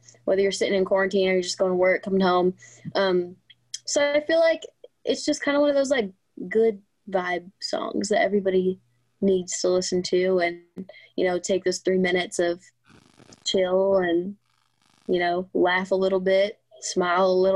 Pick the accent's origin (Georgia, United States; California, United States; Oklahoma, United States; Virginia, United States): California, United States; Southern; also born or lived in Riverside, California; I've moved around a little bit, but always in Southern California